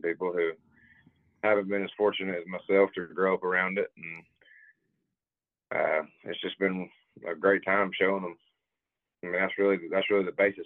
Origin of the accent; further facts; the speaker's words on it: Subligna, Georgia, United States; There's a small town called Subligna right outside of Rome. That's where I live at, and I grew up there